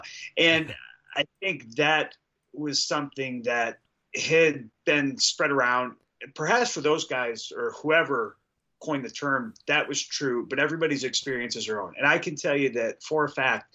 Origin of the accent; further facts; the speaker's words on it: Detroit, Michigan, United States; we're both from Detroit, right? Like, we had very similar stories growing up. And, you know, we grew up in a very similar socioeconomic environment. So, yeah, we were raised kind of in the same area.